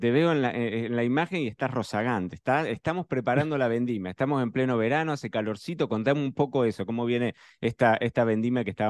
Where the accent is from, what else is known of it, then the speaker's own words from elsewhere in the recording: Argentina; yo vengo de Argentina